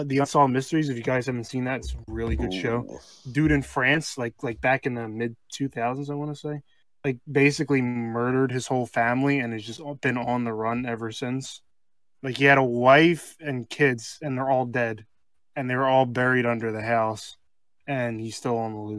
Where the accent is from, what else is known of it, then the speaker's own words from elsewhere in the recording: Philadelphia, Pennsylvania, United States; I'm a Philadelphian